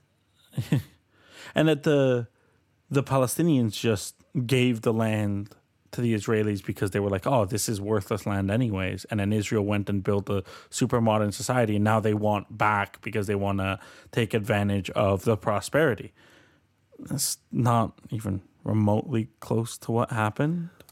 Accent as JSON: {"language": "English", "country": "Colombia", "moved": "yes", "lives_now": "Canada", "said": "I'm from Colombia"}